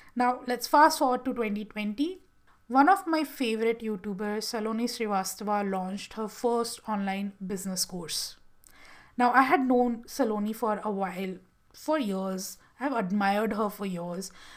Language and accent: English; Gujarat, India; moved away as an adult; also born or lived in Bangalore; I had moved from my hometown in Gujarat and shifted to Bangalore